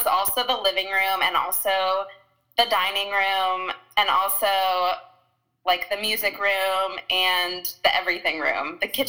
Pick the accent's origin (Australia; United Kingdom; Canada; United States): United States; Texas; I'm from Texas.